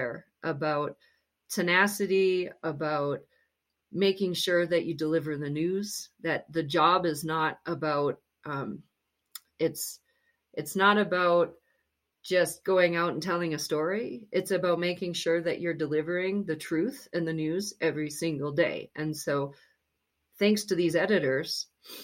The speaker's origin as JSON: {"language": "English", "town": "Grand Forks", "region": "North Dakota", "country": "United States", "tie": "born or raised there", "moved": "yes", "said": "I went back to my hometown in Grand Forks, North Dakota"}